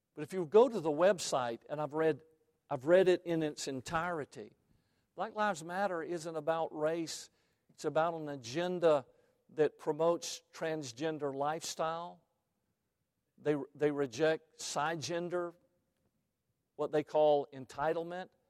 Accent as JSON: {"language": "English", "town": "Savannah", "region": "Georgia", "country": "United States", "tie": "born or raised there", "said": "I come from Savannah, Georgia, where there was a slave trading post there"}